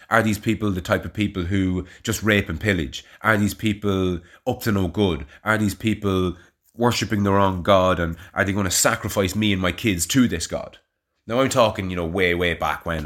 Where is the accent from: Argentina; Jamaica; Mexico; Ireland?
Ireland; Navan, Leinster; now in Kilberry, Ireland; if somebody asked me where I'm from and I said Navan